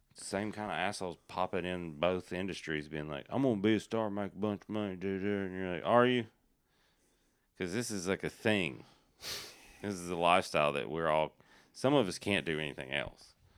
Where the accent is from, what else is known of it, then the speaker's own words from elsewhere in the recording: Appalachian Mountains, United States; I'm from the Appalachian Mountains